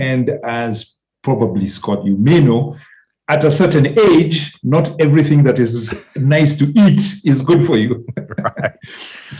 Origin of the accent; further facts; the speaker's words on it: Nairobi, Kenya; also born or lived in Nakuru, Kenya / Wales, United Kingdom; So I'm Kenyan born in a smallish town about 150 kilometers from Nairobi called Nakuru, but grew up most of my life in Nairobi. So I'm more or less a city boy, so to speak. Went to school here, just went to university in the UK, in Wales